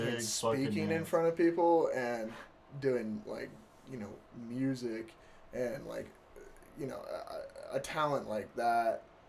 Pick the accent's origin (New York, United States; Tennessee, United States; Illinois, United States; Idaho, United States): Idaho, United States; Star; No, I'm from Star.